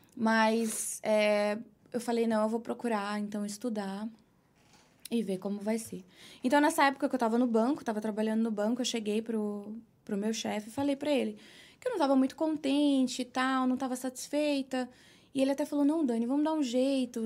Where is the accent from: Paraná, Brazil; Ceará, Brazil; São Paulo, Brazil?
São Paulo, Brazil; São Bernardo do Campo; moved away as an adult; now in New York, United States; sou de São Paulo, nasci na Lapa. Uhum. Passei a maior parte da minha vida no ABC, São Bernardo do Campo